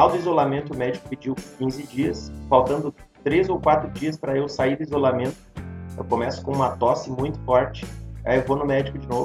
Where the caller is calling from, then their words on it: Gravataí, Rio Grande do Sul, Brazil; Cara, tô falando de casa, moro em Gravataí, aqui no Rio Grande do Sul.